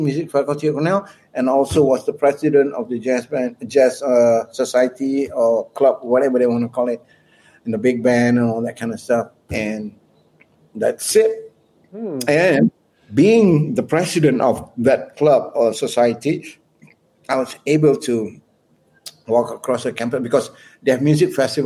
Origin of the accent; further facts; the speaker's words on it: Malaysia; moved away as an adult; I'm from Malaysia